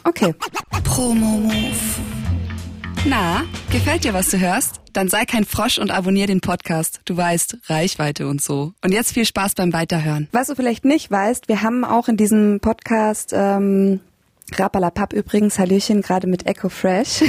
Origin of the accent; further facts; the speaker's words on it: Germany; now in Berlin, Germany; ich als Deutscher